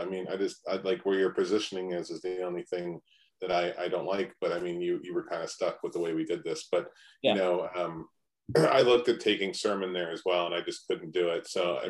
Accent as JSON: {"language": "English", "town": "Philadelphia", "region": "Pennsylvania", "country": "United States", "said": "I'm from the Philly area."}